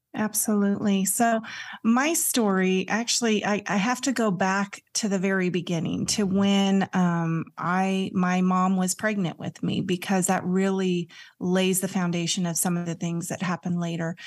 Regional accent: California, United States; also born or lived in Santa Cruz; I grew up in California and we moved to Santa Cruz

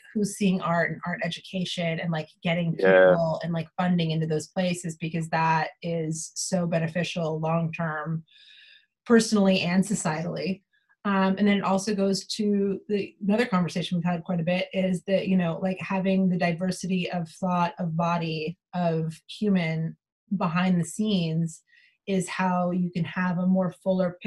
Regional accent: Austin, Texas, United States; I'm from Austin

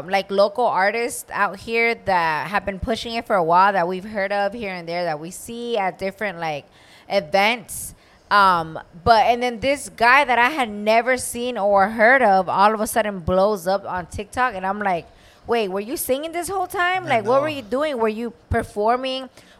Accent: Guanajuato, Mexico; now in Tampa, United States; we're from Guanajuato. We both live in Tampa, right?

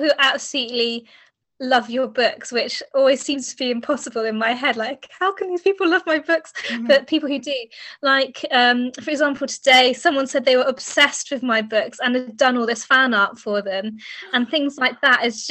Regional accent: England, United Kingdom; I'm from England

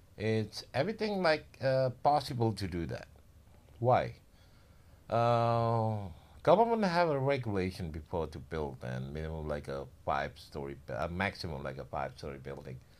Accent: Indonesia; moved away as an adult; now in Bali, Indonesia; generally from Indo, but born and raised in Java

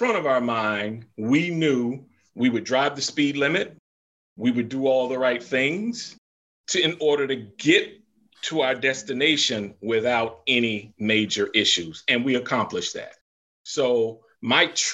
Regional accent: Florida, United States; moved away; I grew up in Florida, which in my book I described as the former Southern Confederate South

